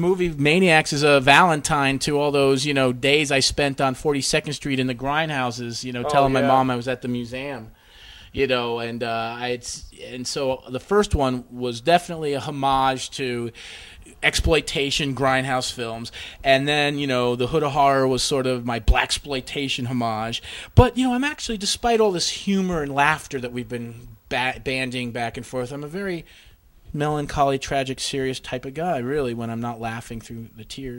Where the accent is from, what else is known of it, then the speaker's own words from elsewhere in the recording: New Jersey, United States; We're from Jersey, so it's just like, you know, just be who the fuck you want to be, you know?